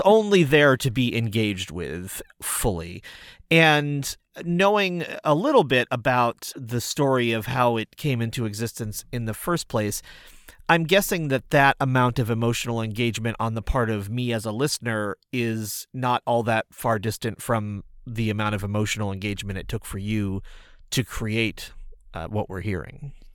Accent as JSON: {"language": "English", "town": "Lenox", "region": "Massachusetts", "country": "United States", "tie": "born or raised there", "said": "my hometown of Lenox, Mass."}